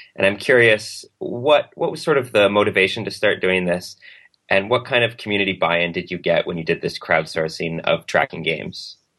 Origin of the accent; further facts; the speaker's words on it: Canada; as a Canadian